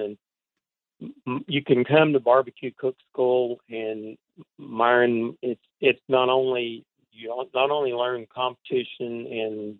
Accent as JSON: {"language": "English", "town": "Cleveland", "region": "Tennessee", "country": "United States", "tie": "born or raised there", "said": "was born here in Cleveland, Tennessee, lived here all my life"}